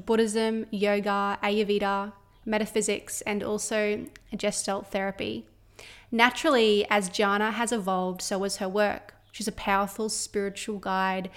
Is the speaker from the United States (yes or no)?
no; Australia; my hometown, my small little mining town here in Australia